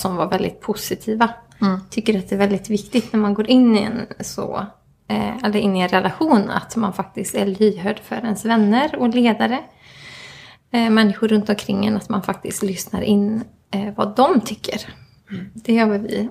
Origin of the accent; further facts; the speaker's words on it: Mellerud, Västra Götaland, Sweden; also born or lived in Stockholm; now in Gothenburg, Sweden; jag kommer från Mellerud ursprungligen